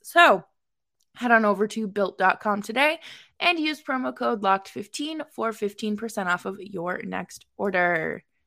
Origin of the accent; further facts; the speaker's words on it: Boston, Massachusetts, United States; also born or lived in upstate New York; now in New York, United States; I'm originally from Boston